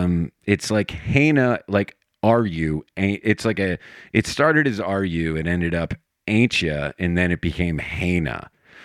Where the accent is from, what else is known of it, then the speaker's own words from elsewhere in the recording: Scranton, Pennsylvania, United States; moved away; I'm from Scranton originally.